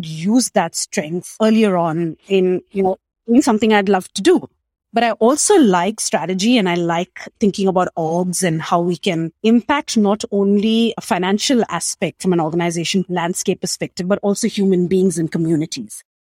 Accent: Mumbai, Maharashtra, India; moved away as an adult; also born or lived in Australia; I grew up in Mumbai, India, small city, 22 million people

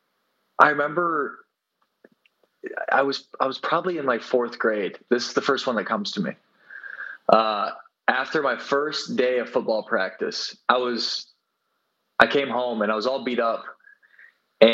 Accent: South Dakota, United States; moved away as an adult; now in Rio de Janeiro, Brazil; I'm from South Dakota in the United States

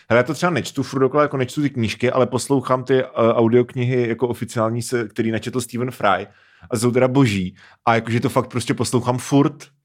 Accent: Moravia, Czechia; Všetci jsme z Moravy.

